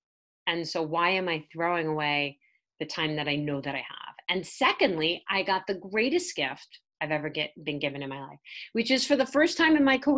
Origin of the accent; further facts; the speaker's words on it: New York City, New York, United States; And I grew up in Staten Island, New York. And I had the worst accent you could ever have.